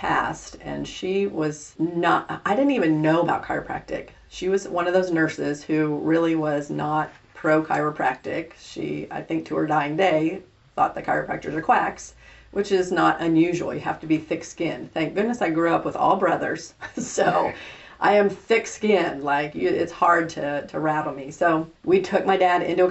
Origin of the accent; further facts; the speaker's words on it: East Coast, United States; now in Salina, United States; I'm a transplant from the East Coast